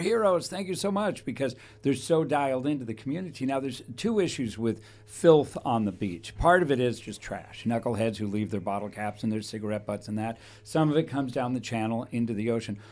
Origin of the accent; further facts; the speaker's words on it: Thousand Oaks, California, United States; When I was raised in Thousand Oaks